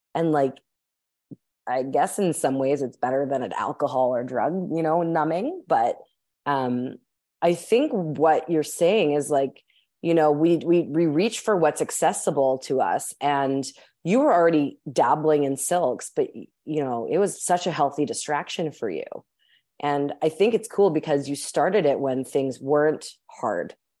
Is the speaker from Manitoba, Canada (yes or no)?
yes; Winnipeg, Manitoba, Canada; I'm actually currently recording this from my hometown in Winnipeg